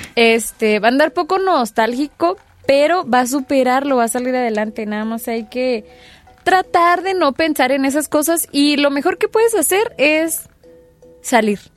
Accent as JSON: {"language": "Spanish", "town": "Cuauhtémoc", "region": "Chihuahua", "country": "Mexico", "said": "mi barrio, ex barrio"}